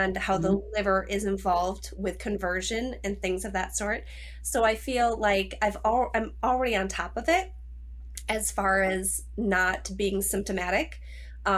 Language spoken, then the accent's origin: English; Minnesota, United States; I'm from Minnesota.